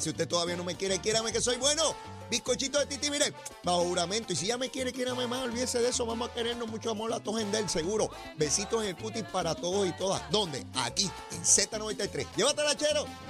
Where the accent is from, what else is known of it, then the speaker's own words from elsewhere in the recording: San Juan, Puerto Rico; yo soy de San Juan, conozco perfectamente San Juan